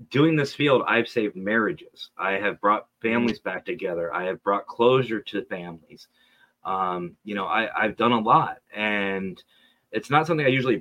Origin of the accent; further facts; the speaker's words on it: Pennsylvania, United States; I'm from Pennsylvania, dead center of the state